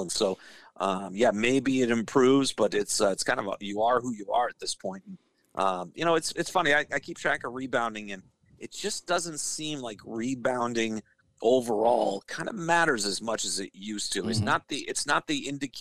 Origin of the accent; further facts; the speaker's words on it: Northeast, United States; now in Minneapolis, United States; growing up in the Northeast during the 80s